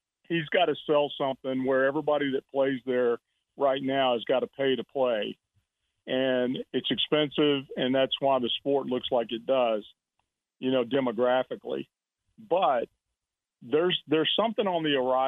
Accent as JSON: {"language": "English", "region": "Mississippi", "country": "United States", "tie": "born or raised there", "also_born_or_lived": "Texas", "moved": "as an adult", "said": "I grew up in Mississippi"}